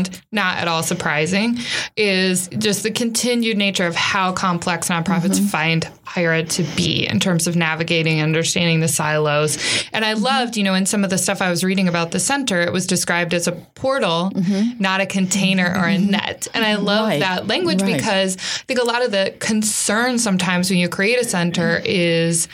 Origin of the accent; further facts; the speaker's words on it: Iowa, United States; I'm from Iowa